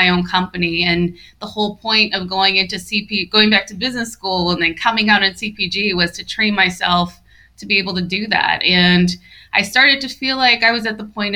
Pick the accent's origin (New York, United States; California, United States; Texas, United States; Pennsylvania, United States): California, United States; San Diego; I'm originally from San Diego